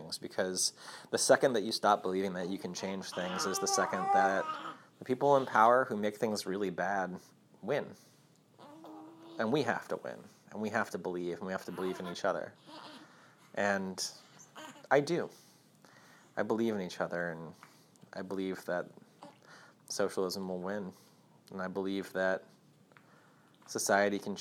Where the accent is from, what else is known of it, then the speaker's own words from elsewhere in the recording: Rhode Island, United States; also born or lived in New York; now in Louisiana, United States; I'm from Rhode Island originally, and my family's from, most of my family's from New York.